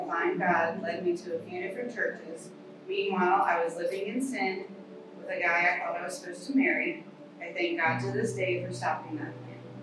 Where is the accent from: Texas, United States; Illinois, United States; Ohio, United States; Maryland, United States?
Maryland, United States; I moved back to my hometown in Maryland